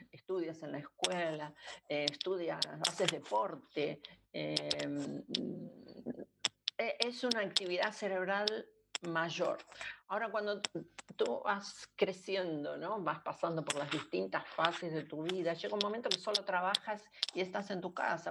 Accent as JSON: {"language": "Spanish", "country": "Argentina", "said": "yo soy argentina"}